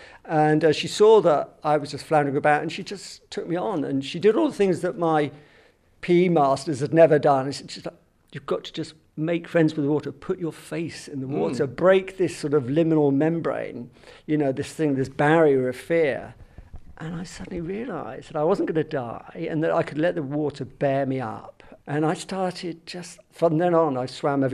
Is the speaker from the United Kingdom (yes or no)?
yes; Southampton, South East England, United Kingdom; moved away; also born or lived in London; I was born and brought up in Southampton, right by the sea